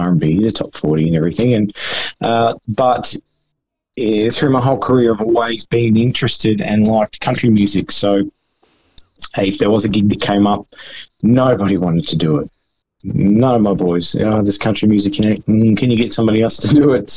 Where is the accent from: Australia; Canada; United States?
Australia; Brisbane, Queensland; Yeah, it was actually Brisbane. It was in the Redlands.